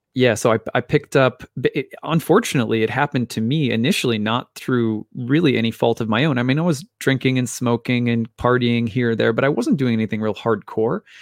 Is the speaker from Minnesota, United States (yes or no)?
yes; Minnesota, United States; my dad was a minister here in Minnesota, and we moved around from church to church